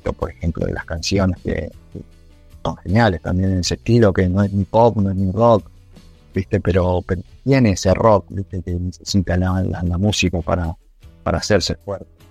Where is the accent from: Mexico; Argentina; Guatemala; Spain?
Argentina